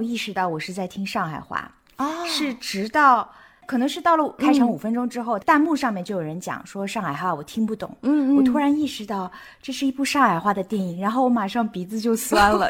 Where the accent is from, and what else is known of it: Amsterdam, North Holland, Netherlands